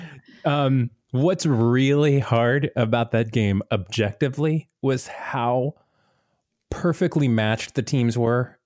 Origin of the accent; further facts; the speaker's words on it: Tampa, Florida, United States; I grew up in the Tampa Bay area